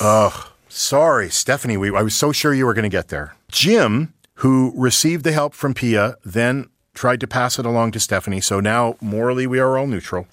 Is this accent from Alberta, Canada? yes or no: no; Saskatchewan, Canada; we're all from Saskatchewan